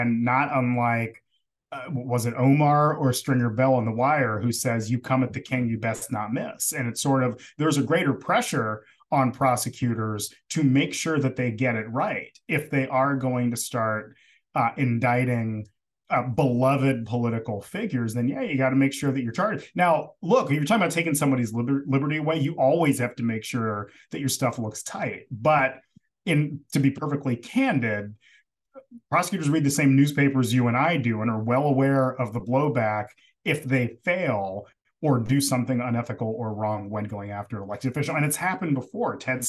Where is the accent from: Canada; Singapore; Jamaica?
Jamaica; So it's, you know, because I'm Jamaican. That's why.